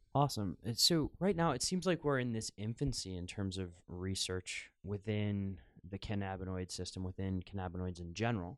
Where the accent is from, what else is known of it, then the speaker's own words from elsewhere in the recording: United States; now in Amsterdam, Netherlands; growing up in the United States